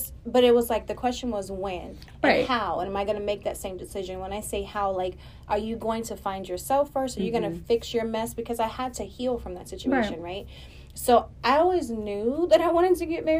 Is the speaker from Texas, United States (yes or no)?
yes; Austin, Texas, United States; now in Houston, United States; I'm from Austin